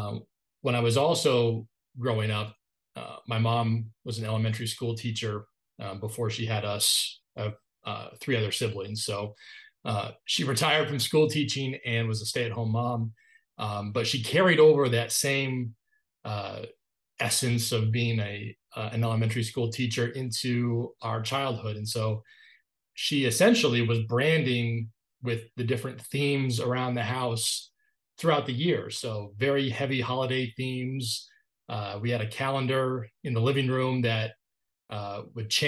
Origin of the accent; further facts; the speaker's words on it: Northern Maine, United States; I grew up in Northern Maine, really the edge of civilization, if you will, above Bangor is probably the closest major city that folks would recognize.